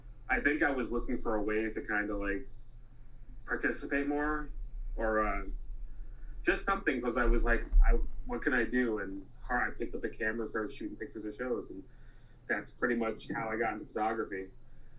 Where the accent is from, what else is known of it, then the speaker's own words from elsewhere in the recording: New York City, New York, United States; moved away as an adult; now in Buffalo, United States; I grew up in Flushing, New York, which is in the borough of Queens